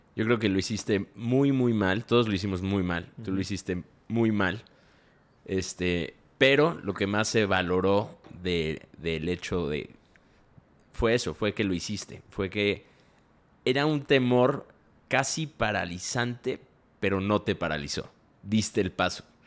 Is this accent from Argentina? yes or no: no; Mexico; nosotros somos mexicanos